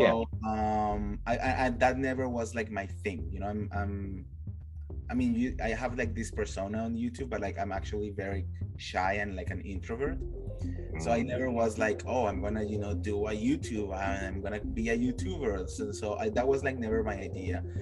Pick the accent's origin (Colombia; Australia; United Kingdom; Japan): Colombia; moved away as an adult; now in Los Angeles, United States; I'm originally from Colombia, mm-hmm. and I moved here uh, to LA. It's going to be nine years this year that I moved here.